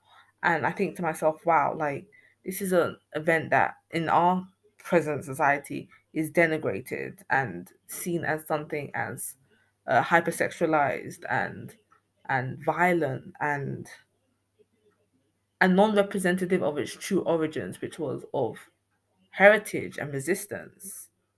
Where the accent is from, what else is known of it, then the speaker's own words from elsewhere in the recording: Ghana; oral histories being so significant to me as a Ghanaian person